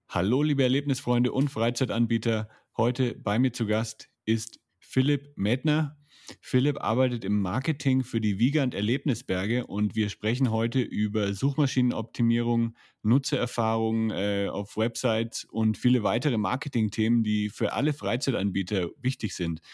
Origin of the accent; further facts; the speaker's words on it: Franconia, Bavaria, Germany; moved away; Ich bin ja aus Franken